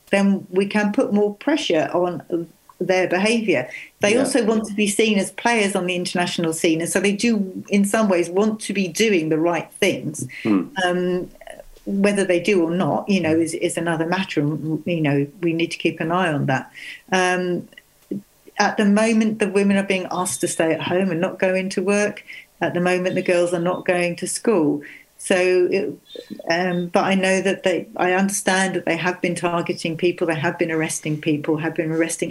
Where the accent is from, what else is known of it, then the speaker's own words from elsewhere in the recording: Sussex, South East England, United Kingdom; I was brought up in Sussex and I didn't learn Welsh.